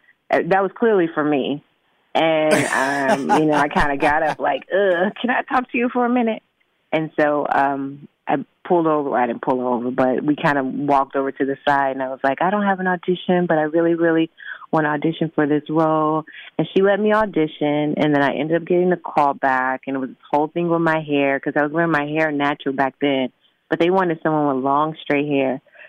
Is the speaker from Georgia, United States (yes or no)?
no; Chicago, Illinois, United States; Well, I was born and raised in Chicago.